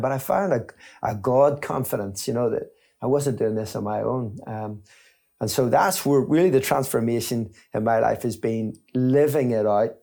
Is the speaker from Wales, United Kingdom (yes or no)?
no; Belfast, Northern Ireland, United Kingdom; I grew up in Belfast, in East Belfast, just at the top